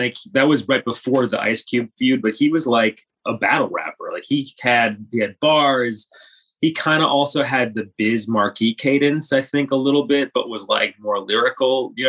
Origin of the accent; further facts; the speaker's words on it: Milwaukee, Wisconsin, United States; also born or lived in Champaign-Urbana, Illinois; now in New York, United States; I grew up in Milwaukee.